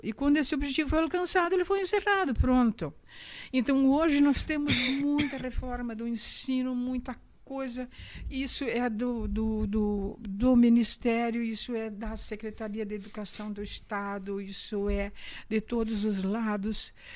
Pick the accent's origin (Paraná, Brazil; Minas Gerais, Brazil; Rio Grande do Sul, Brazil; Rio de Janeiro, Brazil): Rio Grande do Sul, Brazil; Panambi; Então voltei para casa, meus pais moravam aqui, voltei para casa